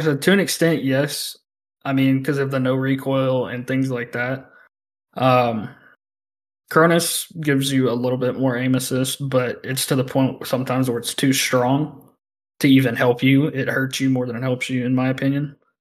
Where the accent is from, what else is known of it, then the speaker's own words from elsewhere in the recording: the South, United States; I'm from the South